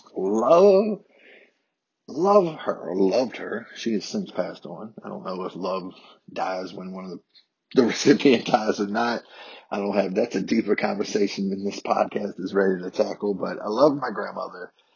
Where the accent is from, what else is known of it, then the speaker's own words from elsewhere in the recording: Harrisonburg, Virginia, United States; accent: southern; born and raised in Harrisonburg, Virginia, my hometown.